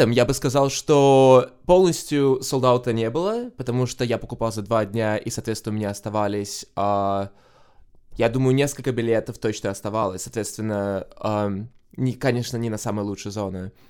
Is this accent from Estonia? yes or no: yes; Tallinn, Harju County, Estonia; now in Brighton, United Kingdom; я из Сталина, но вообще сейчас я проживаю в Брайтоне